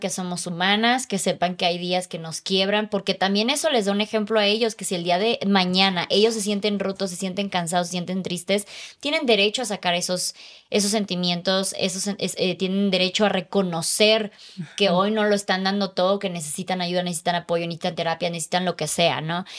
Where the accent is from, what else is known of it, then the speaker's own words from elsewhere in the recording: Chiapas, Mexico; moved away as an adult; a los 20 me salí de mi casa, a los 24 me salí de Chiapas